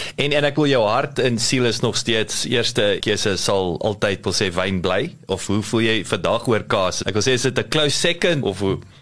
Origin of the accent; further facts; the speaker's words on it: South Africa; baie trots as 'n Suid-Afrikaner